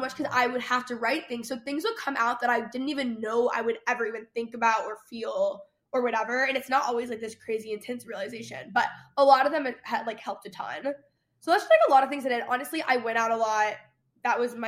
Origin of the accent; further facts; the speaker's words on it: Dallas, Texas, United States; moved away as an adult; also born or lived in Los Angeles; I grew up in Dallas proper